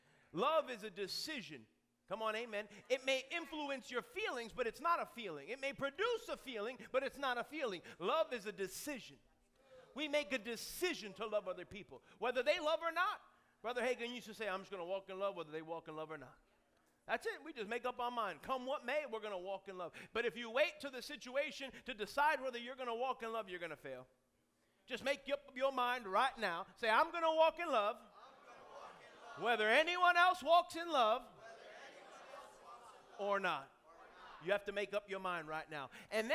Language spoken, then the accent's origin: English; New York, United States; I'm from New York. Listen, I got all of that going for me.